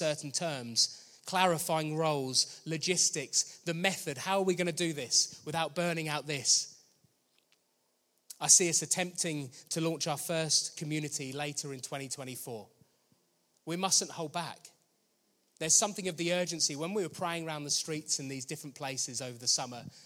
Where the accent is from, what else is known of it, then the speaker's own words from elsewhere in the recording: Danehill, South East England, United Kingdom; I grew up in Danehill, I just didn't know any other believers my age